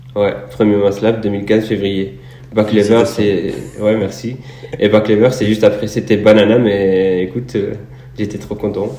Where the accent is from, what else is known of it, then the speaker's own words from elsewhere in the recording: Morocco; je suis un athlète marocain, nationalité. je suis né au Maroc